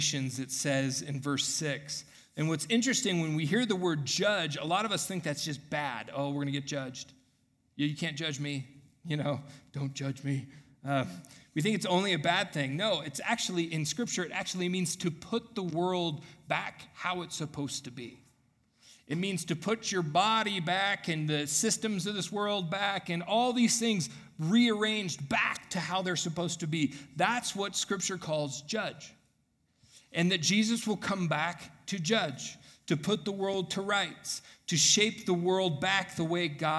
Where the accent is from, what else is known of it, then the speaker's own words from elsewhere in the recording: United States; as an American consumer living in this time period that I'm